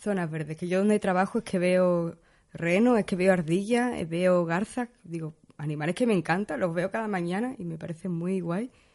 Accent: Seville, Andalusia, Spain; now in Berlin, Germany; Yo vengo de Sevilla, pero soy de pueblo también

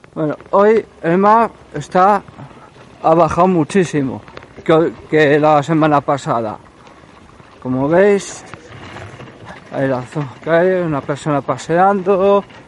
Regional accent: Ermua, Basque Country, Spain; soy de Hermoa

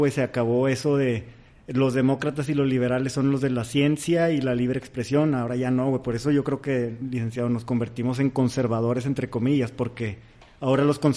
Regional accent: Mexico; vengo de México

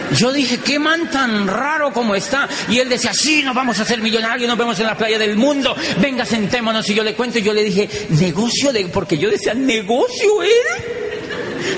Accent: Colombia; moved away as an adult; yo vengo de Colombia

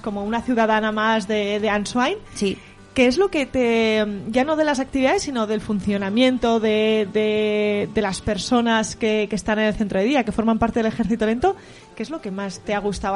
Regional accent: Valencian Community, Spain; moved away as an adult; now in Pamplona, Spain; Yo soy valenciana

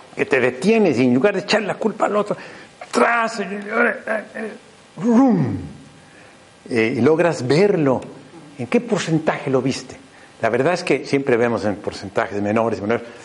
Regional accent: Mexico; soy mexicano, muy torpe para el español.

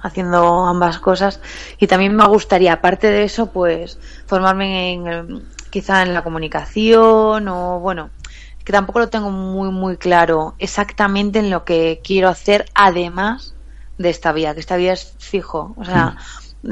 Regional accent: Galicia, Spain; accent: Galician; moved away as an adult; now in Madrid, Spain; soy gallega, se me nota un poco en el acento

